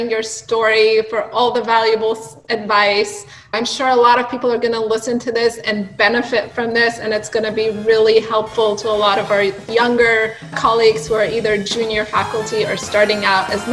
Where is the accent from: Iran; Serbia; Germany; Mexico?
Iran; moved away as an adult; now in United States; I grew up in Iran and I went to medical school in Iran and I came here in my adulthood.